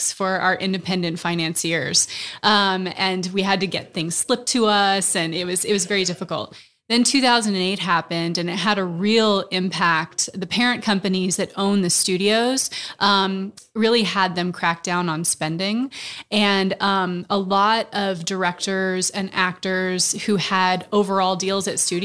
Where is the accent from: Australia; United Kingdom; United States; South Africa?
United States; Austin, Texas; moved away; I'm actually from Austin. I went to University of Texas. So this is kind of a coming home